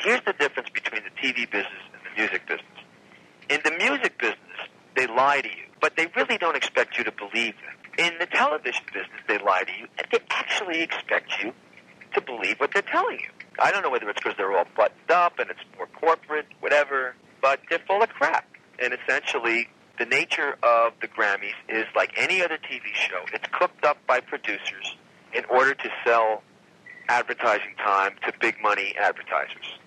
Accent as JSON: {"language": "English", "region": "New York", "country": "United States", "said": "we're from New York"}